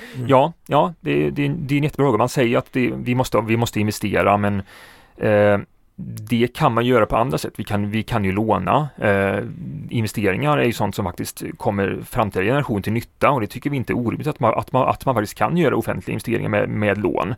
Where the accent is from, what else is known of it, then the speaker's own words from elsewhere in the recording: Alingsås, Västra Götaland, Sweden; jag är ju född och uppvuxen